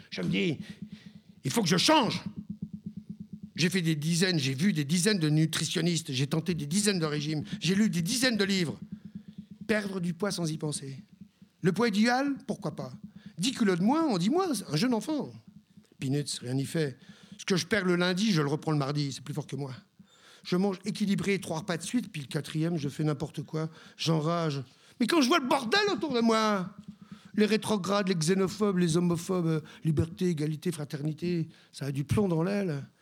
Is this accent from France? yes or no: yes; Brittany, France; Quand j'étais gosse, je disais que je suis breton et fier de l'être.